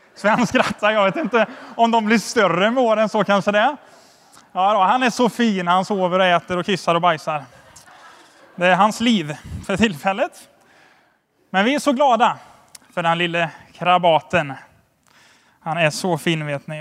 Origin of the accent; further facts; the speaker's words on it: Sweden; som svensk